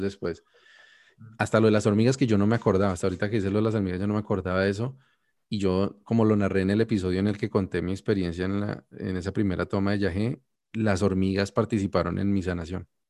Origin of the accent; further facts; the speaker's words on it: Colombia; now in Canada; yo ya no vivo en Colombia es como yo morí en Colombia y nací en Canadá.